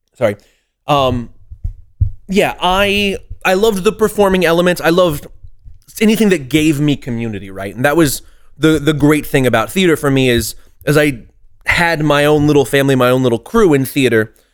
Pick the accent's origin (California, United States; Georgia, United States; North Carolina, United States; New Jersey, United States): California, United States; San Diego; born or raised there; moved away as an adult; also born or lived in Boston